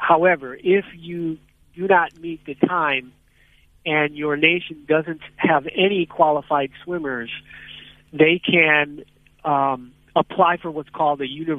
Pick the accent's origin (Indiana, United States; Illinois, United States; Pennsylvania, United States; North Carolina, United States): Illinois, United States; outside of Chicago; moved away as an adult; also born or lived in Connecticut; I was born and raised in outside of Chicago, Illinois, in the United States.